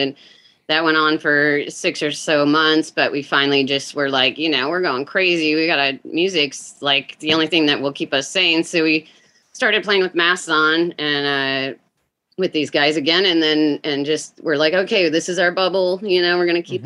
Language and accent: English; Minnesota, United States; now in Seattle, United States; I grew up in Minnesota as well